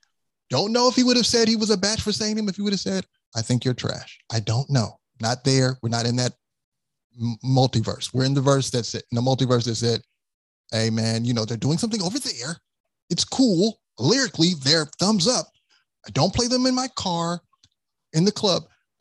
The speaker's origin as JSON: {"language": "English", "region": "New York", "country": "United States", "said": "You're from New York. I'm from New York."}